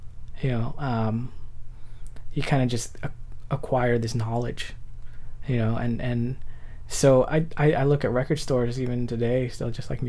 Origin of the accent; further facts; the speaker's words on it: Milpitas, California, United States; growing up in Milpitas, we had a skate park behind Mervyn's, and this didn't last long.